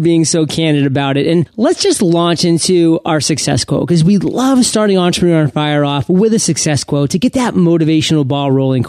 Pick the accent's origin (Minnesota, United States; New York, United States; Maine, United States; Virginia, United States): Maine, United States; how I say the word hot, because I am from Maine, so it sounds more like an H-U-T. I mean, Maine is basically part of Canada.